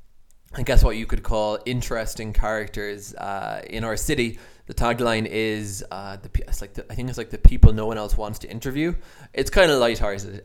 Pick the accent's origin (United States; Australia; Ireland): Ireland; accent: Irish; my Irish accent comes through